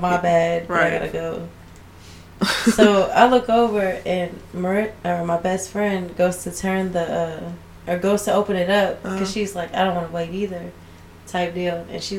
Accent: Texas, United States; growing up in Texas

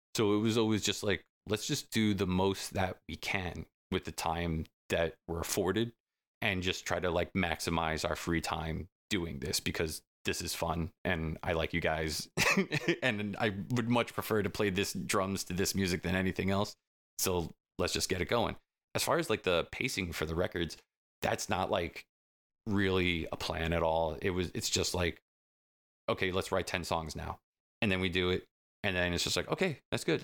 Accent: Selden, New York, United States; we live in the same town down the block from each other. That's where we grew up in Selden

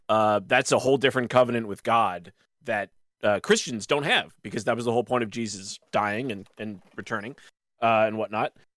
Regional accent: Canada; we're all Canadians

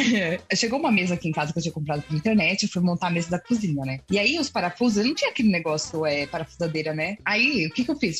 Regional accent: Brazil; todos nós que somos brasileiros

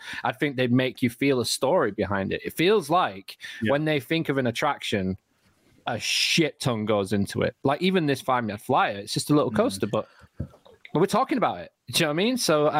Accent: United Kingdom; because we're British.

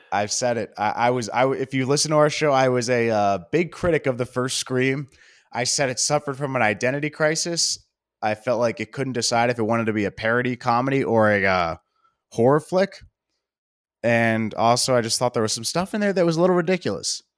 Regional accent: Baltimore, Maryland, United States; I grew up in Baltimore

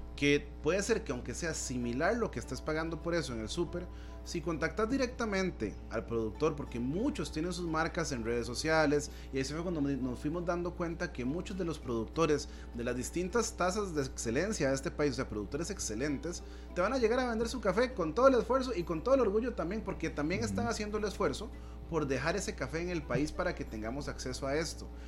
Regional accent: Costa Rica

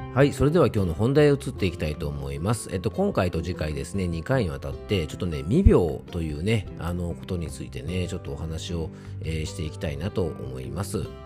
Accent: Isawa Onsen Station, Yamanashi, Japan; 僕の地元のですね、伊沢温泉駅に来ておりまして

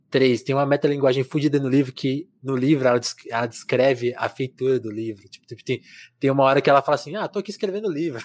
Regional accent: interior of São Paulo, Brazil; eu sou de interior de São Paulo

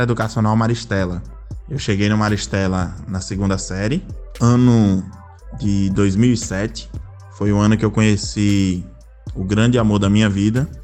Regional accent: Natal, Rio Grande do Norte, Brazil; eu nasci no Rio Grande do Norte, especificamente na cidade de Natal, a qual resido até hoje.

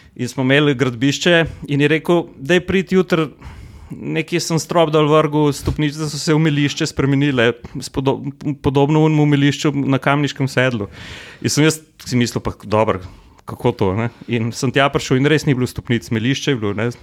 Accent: Slovenia; Slovenci smo nagnjeni k temu, da vse, kar zgradimo, zgradimo kar oreng

